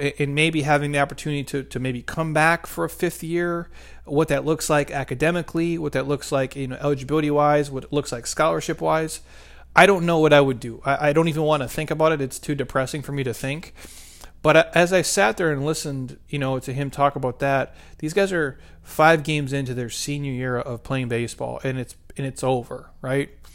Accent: Midwest, United States; I'm from the Midwest.

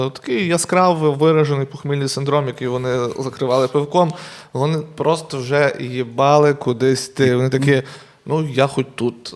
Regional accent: Truskavets, Lviv Oblast, Ukraine; А я сам з Трускавця, з маленького міста

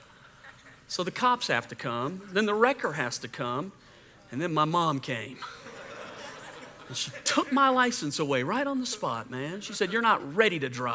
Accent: Louisiana, United States; I grew up in Louisiana.

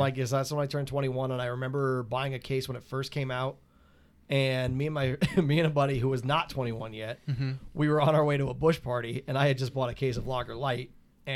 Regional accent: Pottsville, Pennsylvania, United States; Yuengling Town.

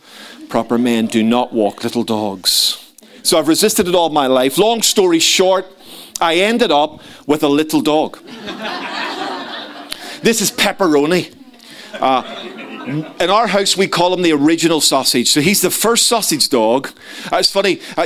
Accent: Ireland; So being an Irishman, you know, I wanted a big dog.

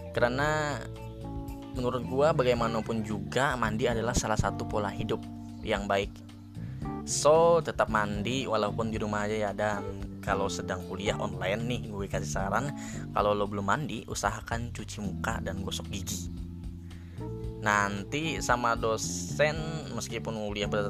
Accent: Samuda, Central Kalimantan, Indonesia; gue itu asal dari Kalimantan ya. Nah, di Kalimantan ini, Kalimantan di tempat gue, apalagi daerah gue kan di Samuda itu mayoritasnya menggunakan bahasa Banjar.

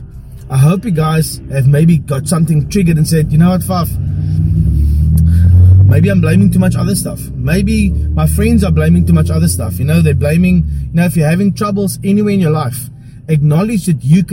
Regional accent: South Africa; I'm a boyke from Paro

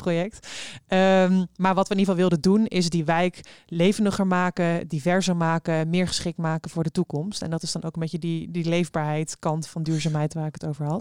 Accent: Eindhoven, North Brabant, Netherlands; now in Rotterdam, Netherlands; ik kom oorspronkelijk uit Eindhoven. Ik woon zelf in Rotterdam

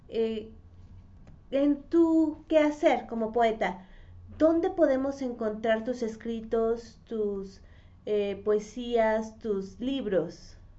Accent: Mexico; also born or lived in Mexico City; a todos los que crecimos en México

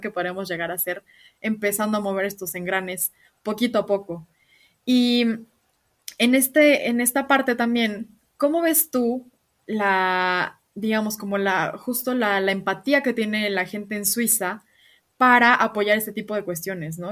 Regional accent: Mexico; nosotros como mexicanos

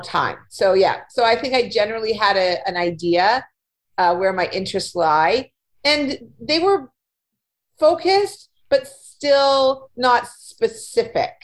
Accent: Winnipeg, Manitoba, Canada; moved away as an adult; also born or lived in Ontario; I was born in Manitoba, in Winnipeg, and I lived here for the first part of my life

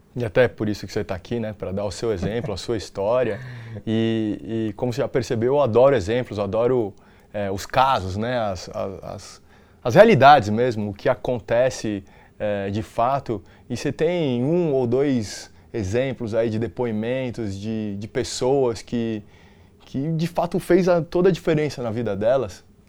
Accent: São Paulo, Brazil; eu nasci, fui criado na Bela Vista, né? Origem italiana

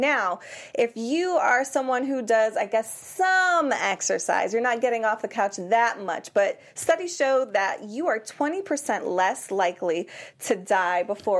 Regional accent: Worcester, Massachusetts, United States; I'm from Worcester, Massachusetts.

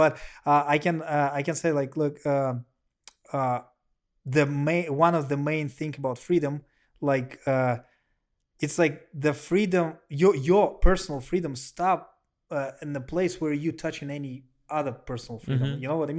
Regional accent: Russia; let you know I'm from Russia, and you know Russia may be one of the most homophobic country.

